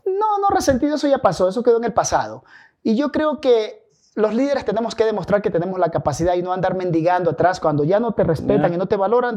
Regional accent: San Lorenzo, Esmeraldas, Ecuador; also born or lived in Calderón; now in Quito, Ecuador; yo soy de San Lorenzo de la Frontera

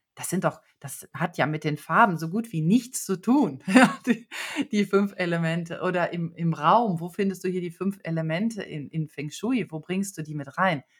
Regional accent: Bielefeld, North Rhine-Westphalia, Germany; ich komme aus Bielefeld. Das liegt in Westfalen. Ich bin also total bodenständig aufgewachsen

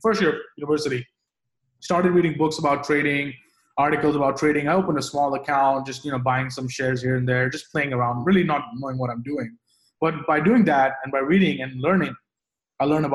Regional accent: Delhi, India; moved away as an adult; also born or lived in London, United Kingdom; now in New York, United States; I grew up in India. I grew up in Delhi, the capital of India. So I was there until I was 18

